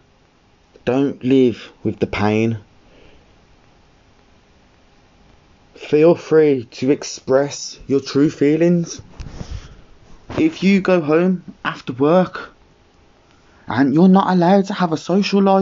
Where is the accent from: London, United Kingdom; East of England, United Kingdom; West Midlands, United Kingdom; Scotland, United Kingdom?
West Midlands, United Kingdom; Birmingham; I'm from Birmingham